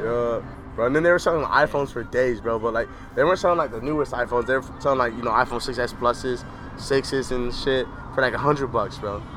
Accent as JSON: {"language": "English", "region": "Arizona", "country": "United States", "said": "I am from Arizona"}